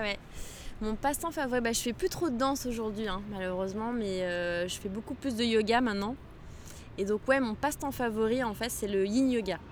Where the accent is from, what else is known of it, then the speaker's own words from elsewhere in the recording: Morocco; now in Paris, France; j'aime bien rentrer chez moi au Maroc. J'aime bien rentrer chez mes parents parce qu'ils habitent juste en face de l'océan, à Casablanca